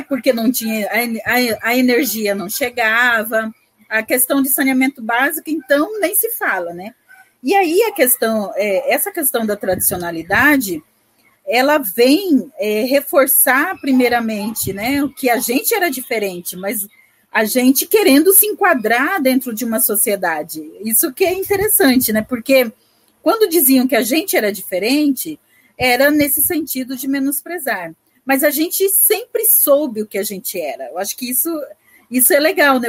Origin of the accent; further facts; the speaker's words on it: Brazil; nós somos os tradicionais, né, os pantaneiros tradicionais que nascemos e vivemos e convivemos no Pantanal